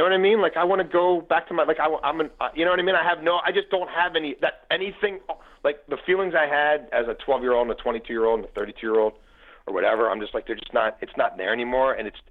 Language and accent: English; Baltimore, Maryland, United States; moved away as an adult; also born or lived in Virginia; I grew up in Baltimore